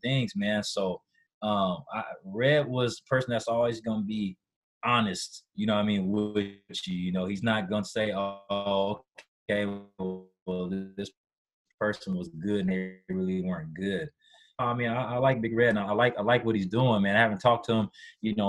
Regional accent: Washington, United States; back at home in Washington

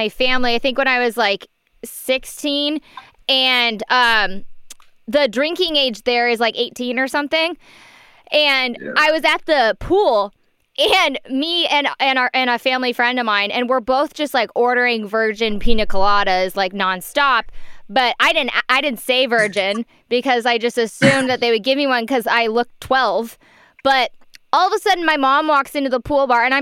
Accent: Orange County, California, United States; I grew up down in Orange County

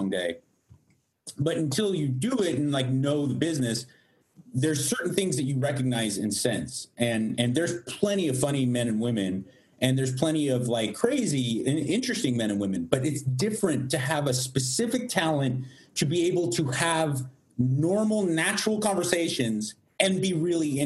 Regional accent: Los Angeles, California, United States

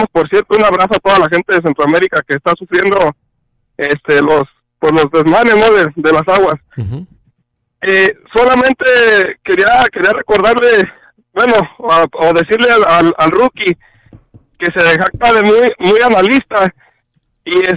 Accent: Mexico; now in Phoenix, United States; yo, soy mexicano

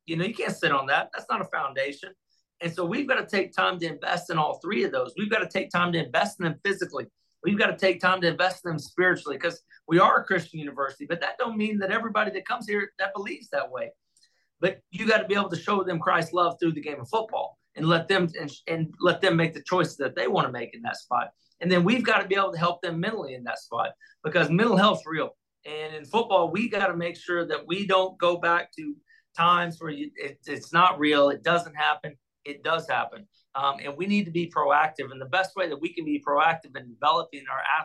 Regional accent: Texas, United States; moved away as an adult; I grew up in Texas

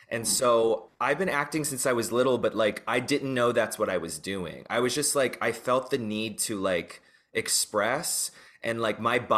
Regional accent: North Carolina, United States; also born or lived in Texas / New Jersey / New York; So I was born in North Carolina, but I grew up in North Carolina, Texas, New Jersey, and I lived in New York for a second.

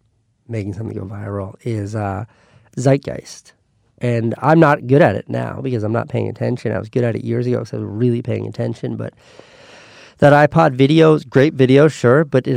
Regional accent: New York, United States; I don't miss New York at all, but I miss being a New Yorker so much that it keeps me up at night.

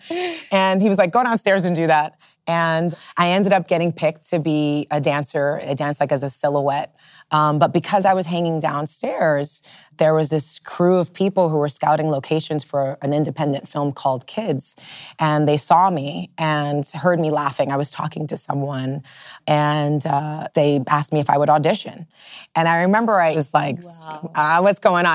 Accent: New York City, New York, United States; growing up in the Lower East Side at that particular moment

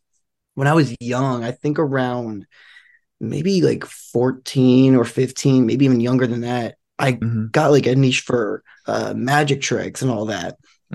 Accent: Marlton, New Jersey, United States; Yeah, well, pretty much, you know, I grew up in like, you know, decent sized town.

